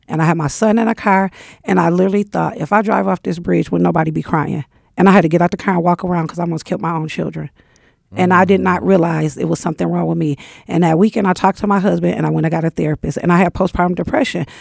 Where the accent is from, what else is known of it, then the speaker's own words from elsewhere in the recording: Michigan, United States; because I'm from Michigan, you could work in a shop